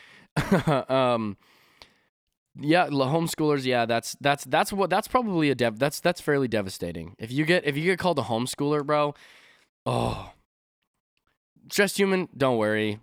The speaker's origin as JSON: {"language": "English", "country": "Canada", "said": "'cause I'm from Canada, we don't really say y'all"}